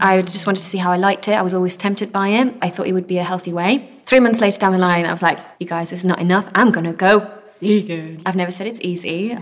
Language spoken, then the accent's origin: English; Belgium; moved away; also born or lived in Spain; So I'm originally Spanish and I grew up in Belgium